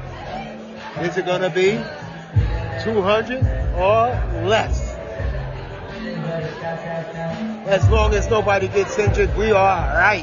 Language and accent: English; New York City, New York, United States; I was born in Coney Island. My parents bought a house in Flatbush, and I wind up in Bed-Stuy